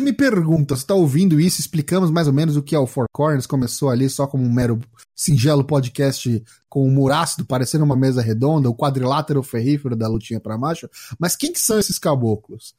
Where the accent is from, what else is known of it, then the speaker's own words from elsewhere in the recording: São Paulo, Brazil; sou aqui de São Paulo, capital